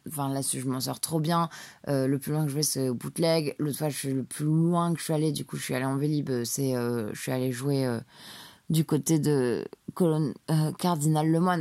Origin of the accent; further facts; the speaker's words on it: Paris, Île-de-France, France; j'ai été élevée à Paris